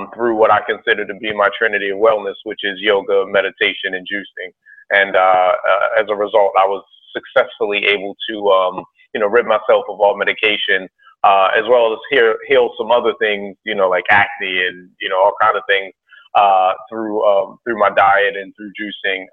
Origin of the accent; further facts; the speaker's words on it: Baltimore, Maryland, United States; I was born and raised in Baltimore